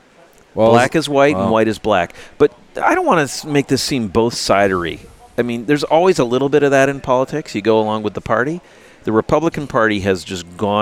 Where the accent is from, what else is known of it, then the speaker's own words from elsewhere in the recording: United States; I'm an American